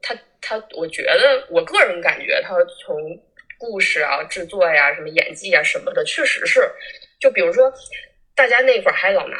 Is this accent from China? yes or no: yes; Northeast China, China; 我们东北人哪有这么老实的呀？